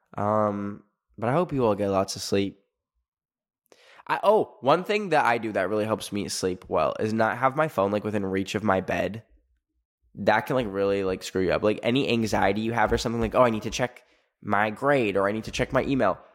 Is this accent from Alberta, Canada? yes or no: yes; Alberta, Canada; moved away; where I grew up in Alberta, Canada